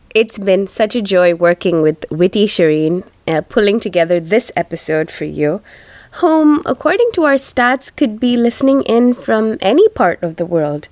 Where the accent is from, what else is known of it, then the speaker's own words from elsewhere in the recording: India; first language Tamil; English is a second language; from my home country, uh, India